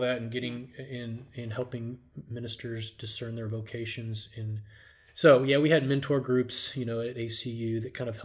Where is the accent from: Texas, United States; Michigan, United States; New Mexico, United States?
Texas, United States; Richardson; also born or lived in Abilene, Texas / Denton, Texas; I grew up in Richardson, Texas, not too far from here, actually.